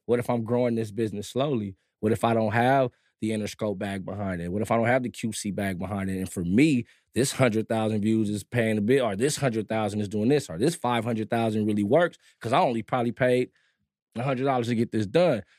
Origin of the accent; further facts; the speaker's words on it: Compton, California, United States; also born or lived in Germany; I'm from Compton